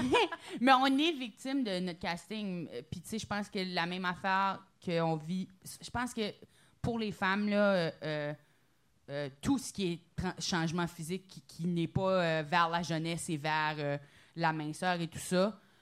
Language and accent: French; New Brunswick, Canada; j'ai un petit accent, je viens du Nouveau-Brunswick